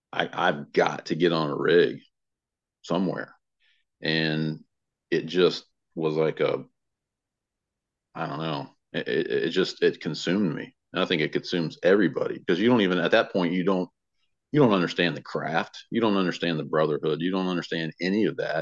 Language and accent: English; Tampa, Florida, United States; now in Kitty Hawk, United States; high school where I grew up in Tampa, Florida, in Hillsborough County area